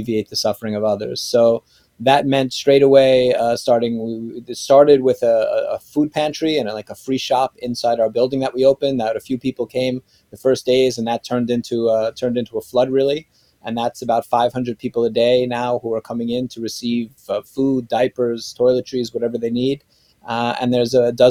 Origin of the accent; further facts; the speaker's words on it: New York City, New York, United States; moved away as an adult; also born or lived in North Carolina / Israel; now in Poland; I grew up in New York City.